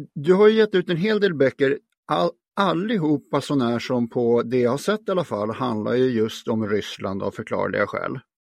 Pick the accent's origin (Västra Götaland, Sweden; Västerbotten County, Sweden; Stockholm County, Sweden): Stockholm County, Sweden; Stockholm; also born or lived in Norrland; hela min släkt är från Norrland, även om jag är född här så klassar inte jag mig som stockholmare